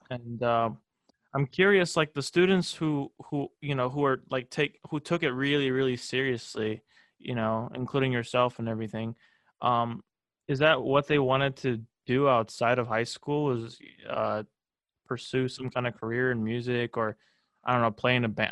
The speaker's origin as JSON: {"language": "English", "town": "Des Moines", "region": "Iowa", "country": "United States", "also_born_or_lived": "Waukee, Iowa / Fairfield, Iowa", "said": "I come here from Des Moines, two hours away from Fairfield"}